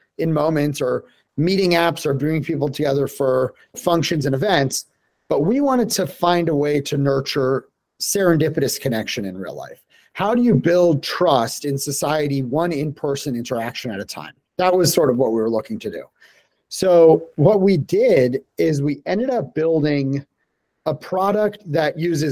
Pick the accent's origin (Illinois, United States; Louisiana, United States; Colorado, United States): Colorado, United States; Denver; moved away as an adult; born and raised in Denver, Colorado